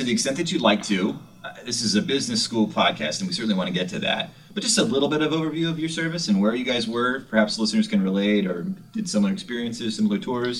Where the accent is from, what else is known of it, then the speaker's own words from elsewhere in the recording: Rolla, Missouri, United States; I have roots in Missouri. Did you know that? I was born in Missouri.